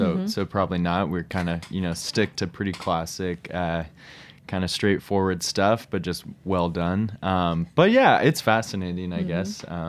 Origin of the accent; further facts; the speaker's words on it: California, United States; moved away as an adult; now in New York, United States; I am from California